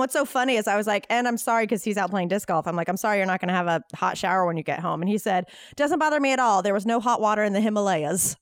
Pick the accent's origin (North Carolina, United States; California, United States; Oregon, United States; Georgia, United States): North Carolina, United States; now in Los Angeles, United States; I'm from North Carolina